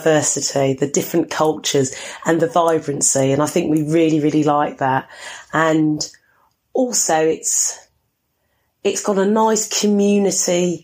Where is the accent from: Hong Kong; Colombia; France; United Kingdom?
United Kingdom; Gloucestershire, South West England; also born or lived in Tooting, London; now in London, United Kingdom; I was brought up in Gloucestershire